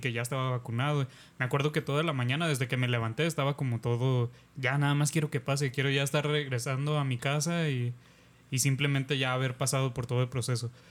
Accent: Mexico; nos está sofocando como mexicanos y como país y como sociedad

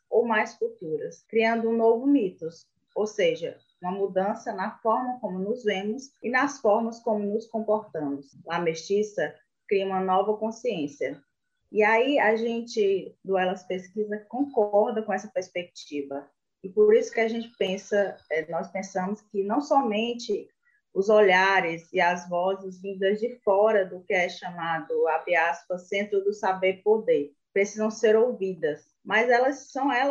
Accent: Ceará, Brazil; viemos trazer um debate super importante para nós, que somos cearenses, né?

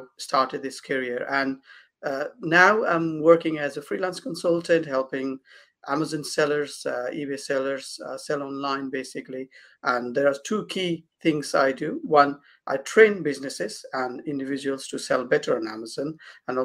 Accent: Kathmandu, Bagmati, Nepal; moved away as an adult; now in United Kingdom; So I was born in Kathmandu, Nepal, and where I grew up, and I've studied up to university there. So I moved to this country in 2007

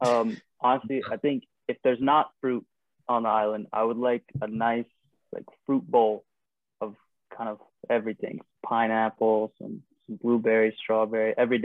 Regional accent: North Carolina, United States; I'm from North Carolina.

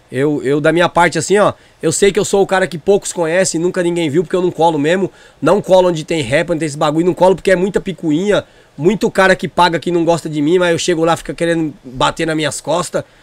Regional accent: Northeast Region, Brazil; Eu sou jegue de vila, eu sou nordestino

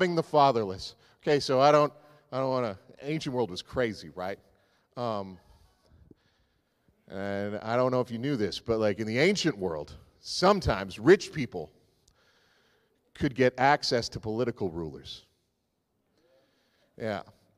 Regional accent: the Maritimes, Canada; I grew up in the Maritimes

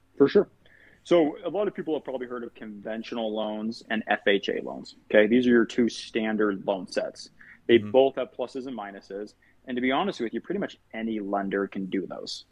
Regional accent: Farmington, Utah, United States; I grew up in Farmington, Utah

